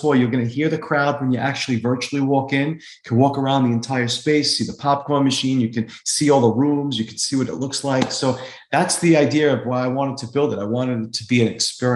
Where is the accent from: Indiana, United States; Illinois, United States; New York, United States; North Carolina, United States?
New York, United States; New York City; also born or lived in Brooklyn, New York / Staten Island, New York; growing up in New York City